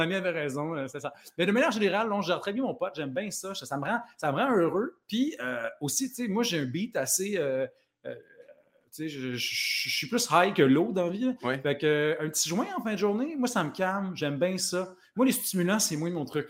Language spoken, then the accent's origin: French; Plessisville, Quebec, Canada; moi, je viens, euh, de Plessisville